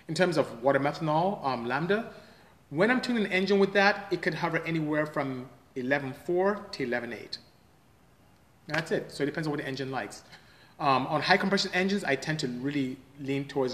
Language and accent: English; Nigeria; now in United States; I come from West Africa, from Nigeria.